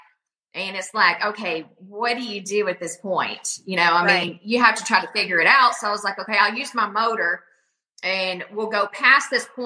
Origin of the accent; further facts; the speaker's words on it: Sam Rayburn Reservoir, Texas, United States; I grew up on Sam Rayburn